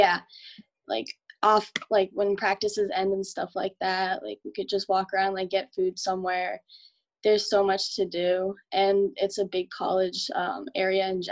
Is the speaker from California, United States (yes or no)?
no; Medford, Massachusetts, United States; I'm from Medford, so it's really close to Boston